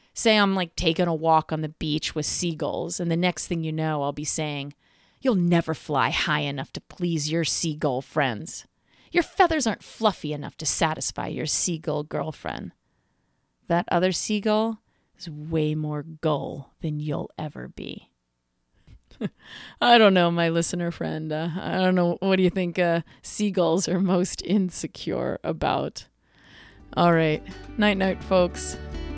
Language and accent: English; East Coast, United States; I'm from the East Coast